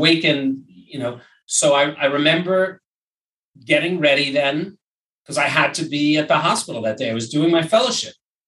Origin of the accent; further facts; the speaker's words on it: New York, United States; moved away as an adult; also born or lived in Brooklyn; now in Los Angeles, United States; I'm from New York originally, and I moved to LA in 2000